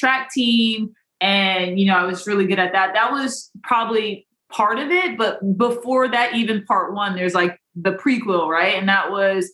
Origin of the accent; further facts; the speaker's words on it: Des Moines, Iowa, United States; I grew up in Des Moines, Iowa, where there's blizzards and it's very, very frigid